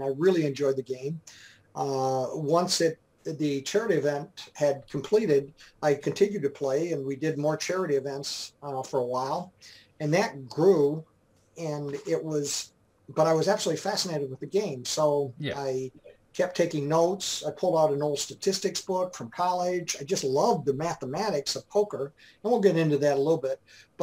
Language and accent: English; Dearborn Heights, Michigan, United States; moved away as an adult; now in Georgetown, Texas, United States; I grew up in Michigan, lower Michigan, the Detroit area, Dearborn Heights, essentially, was mm-hmm. the name of the place that I grew up mostly.